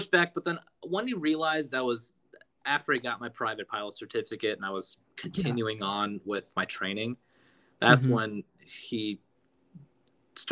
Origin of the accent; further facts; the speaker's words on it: United States; also born or lived in Los Angeles, California; I'm American. I'm an American citizen